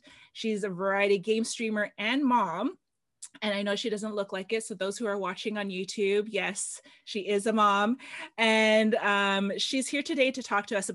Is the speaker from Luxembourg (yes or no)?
no; Philippines; I'm Filipino